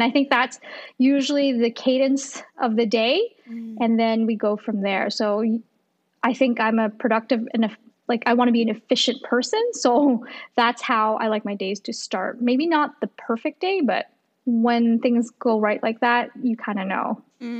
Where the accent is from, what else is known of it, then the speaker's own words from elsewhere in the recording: Toronto, Ontario, Canada; also born or lived in Ottawa; through my teenage years, it was pretty stable in Toronto. So I always thought Toronto was my hometown, but technically I was born in Ottawa.